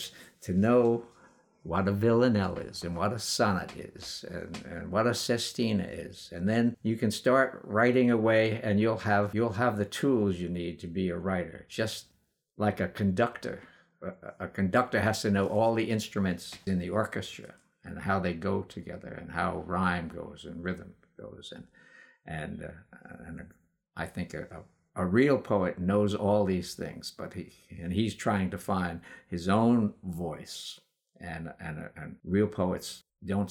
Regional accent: New York City, New York, United States; when I was growing up in Brooklyn

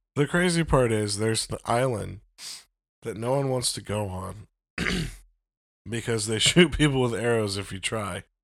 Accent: United States; I'm an American

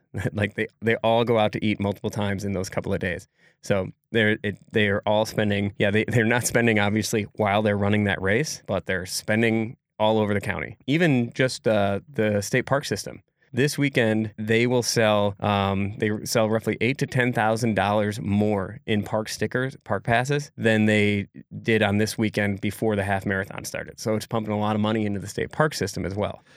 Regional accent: Egg Harbor, Wisconsin, United States; my hometown, Egg Harbor, Wisconsin

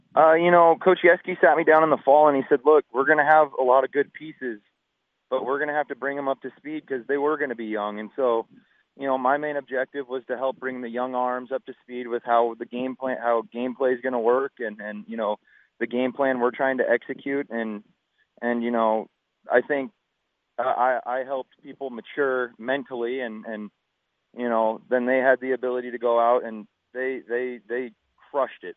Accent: Pacific Northwest, United States; I grew up a Mariners guy just because I'm from the Northwest here

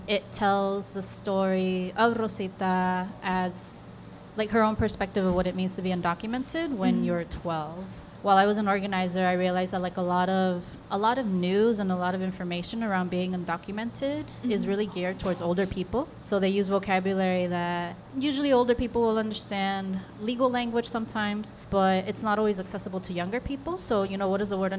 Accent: Texas, United States; I'm born and raised in Texas

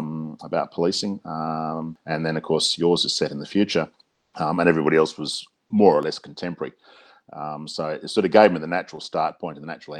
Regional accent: Australia; We've got four Brits, one Canadian, and myself as the Australian representative in there.

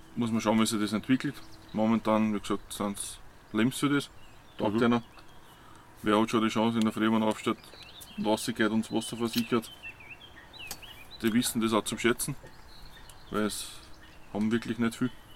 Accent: Waldviertel, Lower Austria, Austria; komme aus dem Waldviertel

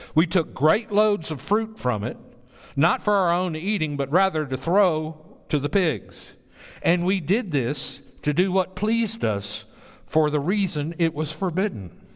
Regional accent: Bible Belt, the South, United States; I grew up in the Bible Belt.

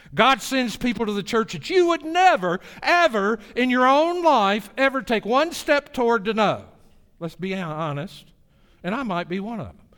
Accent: the South, United States; my hometown in the South

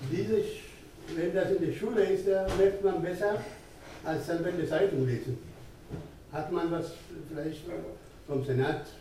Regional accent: Ethiopia; German is a second language; now in Germany; ich bin jetzt über 30 Jahre hier in Deutschland. Äh, ich, hatte, ich komme aus Äthiopien

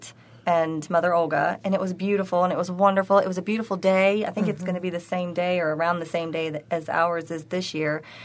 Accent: Tennessee, United States; also born or lived in Arkansas; now in Buffalo, United States; I'm originally from Tennessee

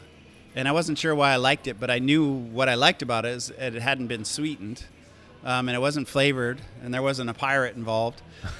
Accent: Hawaii, United States; also born or lived in Oahu / Big Island; I was born and raised in Hawaii. I moved here when I was about 12 years old to the Big Island from Oahu.

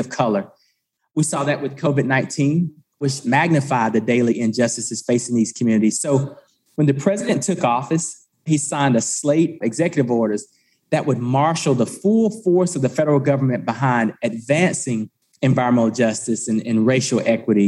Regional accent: Eastern North Carolina, United States; I grew up in Eastern North Carolina

